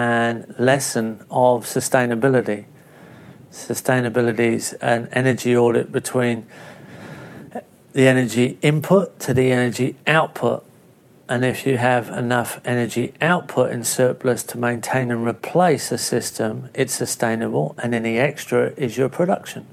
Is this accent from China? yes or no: no; England, United Kingdom; moved away as an adult; now in Australia; growing up in England, in a small overcrowded country with not an easy access to land base. Arriving in Australia